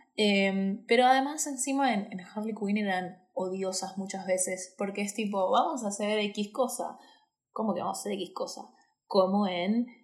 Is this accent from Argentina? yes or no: yes; Buenos Aires, Argentina; soy una boluda de Buenos Aires.